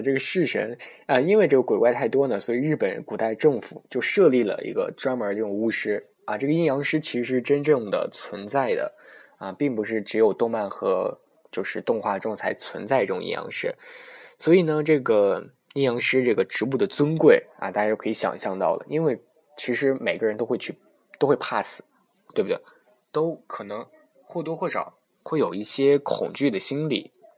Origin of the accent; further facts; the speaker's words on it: China; 我出生在天朝，然后生产商是我妈和我爸